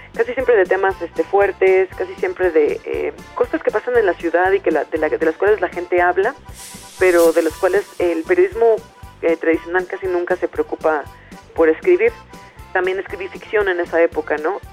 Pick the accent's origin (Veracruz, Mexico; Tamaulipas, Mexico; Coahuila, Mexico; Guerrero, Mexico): Veracruz, Mexico; Yo nací en Veracruz, en el puerto de Veracruz en los años 80, en una familia también de clase media